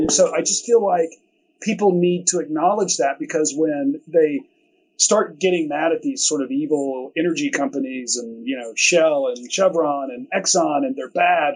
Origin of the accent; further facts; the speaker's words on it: Chattanooga, Tennessee, United States; also born or lived in Georgia / Bay Area; eventually moved back here to Chattanooga in the late 90s, which is home for me. I grew up here